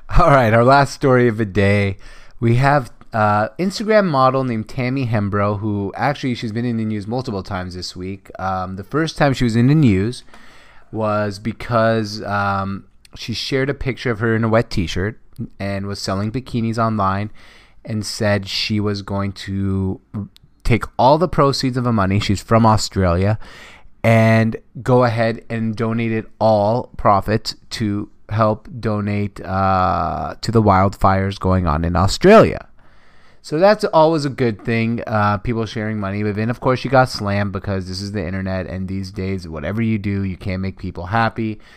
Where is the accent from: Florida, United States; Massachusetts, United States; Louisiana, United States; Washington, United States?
Washington, United States; Seattle; I am from Seattle